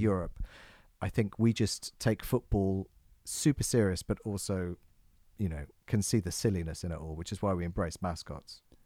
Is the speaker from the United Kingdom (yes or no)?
yes; England, United Kingdom; we're English